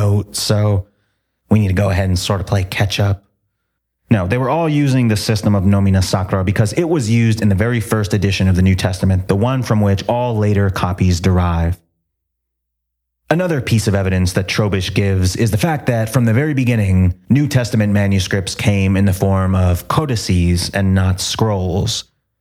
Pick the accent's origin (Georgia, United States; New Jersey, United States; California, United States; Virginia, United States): New Jersey, United States; Toms River; moved away as an adult; my hometown was called Tom's River